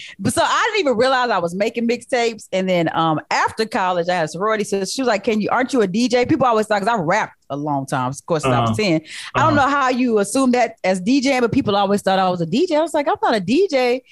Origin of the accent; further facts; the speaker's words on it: San Antonio, Texas, United States; moved away as an adult; where we're from San Antonio, there's not a true music culture in San Antonio.